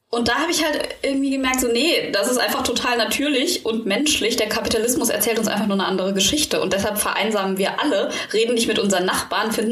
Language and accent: German; Germany; Ich, ich, bin ja Deutsche, ich, ich mag das Lärmschutzgesetz